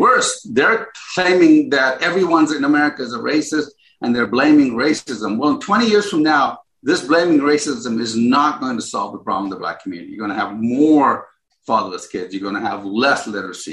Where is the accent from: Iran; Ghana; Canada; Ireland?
Ghana; now in United States; I was born in Ghana